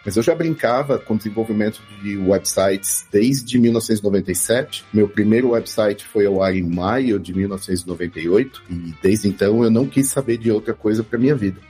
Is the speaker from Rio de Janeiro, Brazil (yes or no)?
no; Santo André, São Paulo, Brazil; moved away as an adult; also born or lived in Belo Horizonte / Berlin / São Bernardo do Campo; eu sou natural do ABC Paulista, morei alguns anos em Belo Horizonte, em duas temporadas diferentes